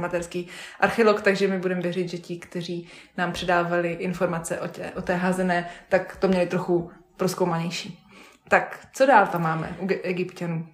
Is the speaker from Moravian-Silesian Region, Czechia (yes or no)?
no; Vysočina Region, Czechia; U nás doma na Vysočině, na rybníčkách